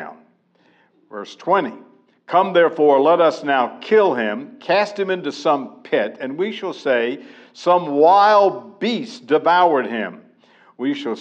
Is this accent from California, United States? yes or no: no; Pensacola, Florida, United States; I grew up in Pensacola, Florida, which is in the panhandle of Florida